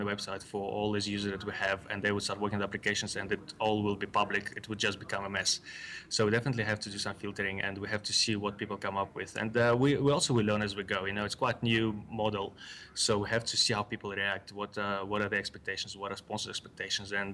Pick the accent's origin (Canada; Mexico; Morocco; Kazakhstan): Kazakhstan; also born or lived in Russia; now in South Africa; I was born in Kazakhstan